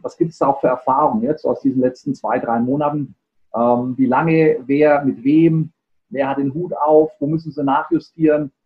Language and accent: German; Germany; bei uns in Deutschland